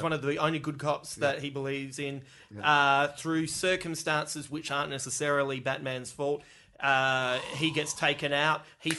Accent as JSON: {"language": "English", "town": "Melbourne", "region": "Victoria", "country": "Australia", "said": "I'm from Melbourne."}